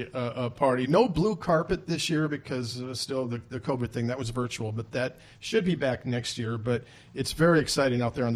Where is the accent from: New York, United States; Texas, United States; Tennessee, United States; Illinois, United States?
Illinois, United States; now in Columbus, United States; I'm from Illinois.